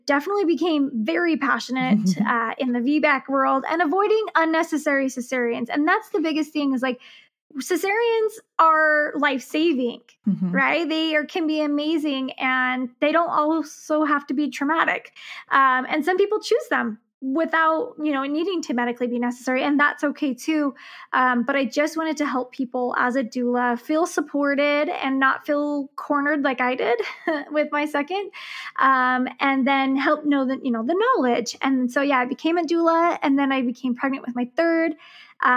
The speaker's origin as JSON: {"language": "English", "region": "Utah", "country": "United States", "said": "I am actually from Utah"}